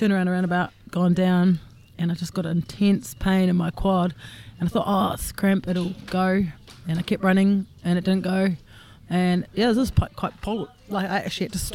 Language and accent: English; Wellington, New Zealand; I'm from Wellington, an accountant, 44 years old